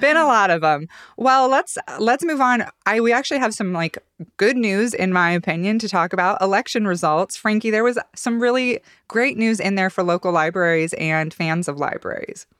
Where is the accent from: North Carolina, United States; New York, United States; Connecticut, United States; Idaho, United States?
Idaho, United States; Boise; moved away; my hometown is, is hosting him